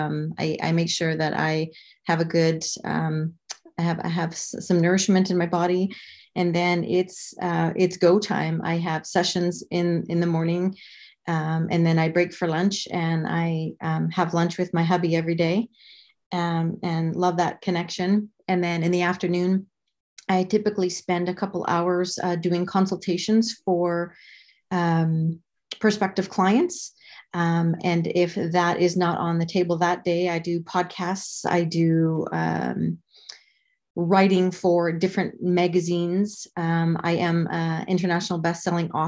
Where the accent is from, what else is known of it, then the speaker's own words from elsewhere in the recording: Canada; moved away as an adult; now in Arizona, United States; I'm originally from Canada.